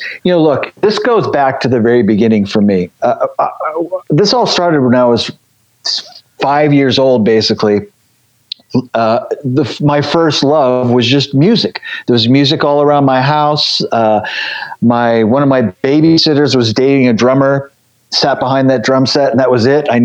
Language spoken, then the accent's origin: English; the Bay Area, California, United States; moved away; also born or lived in Los Angeles, California; I grew up in the Bay Area, and it was pretty cheap to get in back then.